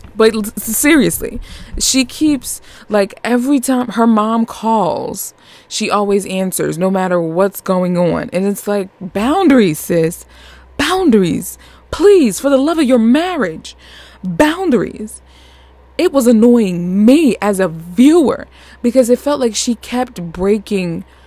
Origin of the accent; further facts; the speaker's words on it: Northeast United States, United States; accent: New York; I'm I'm from the Northeast United States